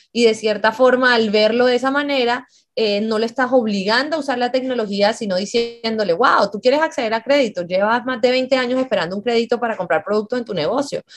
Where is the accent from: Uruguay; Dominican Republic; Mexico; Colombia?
Colombia; siendo incluso colombiana